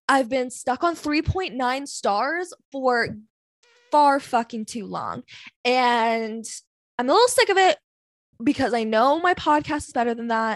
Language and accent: English; Vancouver, British Columbia, Canada; I'm from Vancouver